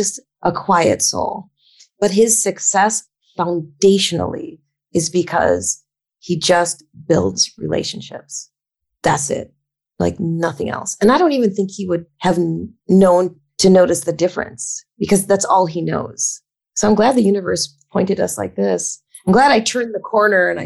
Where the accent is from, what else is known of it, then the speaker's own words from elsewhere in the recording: Wisconsin, United States; moved away; I'm from Wisconsin.